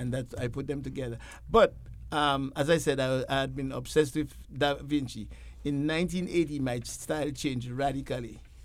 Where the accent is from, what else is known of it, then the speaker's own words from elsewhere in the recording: Dominica; moved away; I'm originally from the Caribbean island of, uh, the Commonwealth of Dominica, not the Dominican Republic